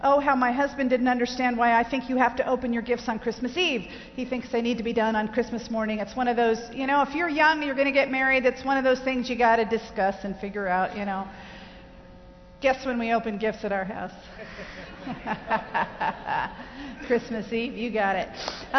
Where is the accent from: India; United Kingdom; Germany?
Germany; I was raised in Germany. My parents were missionaries in the Church of the Nazarene, and I was born in Germany.